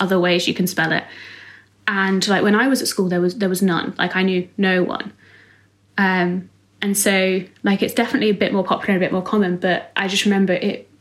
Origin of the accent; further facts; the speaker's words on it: Bedfordshire, East of England, United Kingdom; moved away as an adult; also born or lived in Mayo; now in Newcastle, United Kingdom; I'm from Bedfordshire, which is like a quite rural, very sort of white British area.